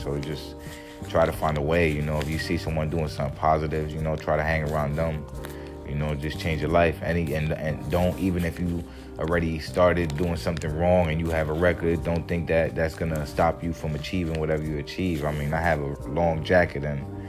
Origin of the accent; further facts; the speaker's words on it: Jersey City, New Jersey, United States; also born or lived in New York City, United States; now in Miami, United States; Jersey City. That's where I'm from